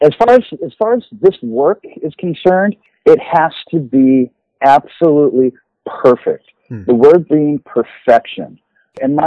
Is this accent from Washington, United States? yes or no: no; Los Angeles, California, United States; growing up in Los Angeles in the late 60s and 70s